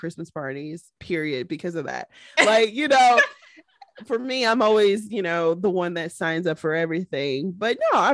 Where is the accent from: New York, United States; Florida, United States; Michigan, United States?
Michigan, United States; Detroit; my hometown in it as a prominent, you know, background. Shout out Detroit, Michigan